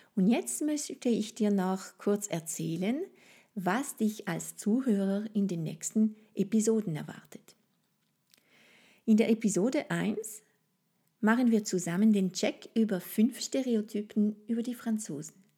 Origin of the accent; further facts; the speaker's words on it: France; first language French; German is a second language; moved away as an adult; now in Austria; Wie du es bestimmt herausgehört hast, ist Frankreich meine Heimat. Ich lebe seit vielen Jahren in Österreich, aber die Liebe zu meiner Muttersprache und zu meinem Ursprungsland sind natürlich noch sehr präsent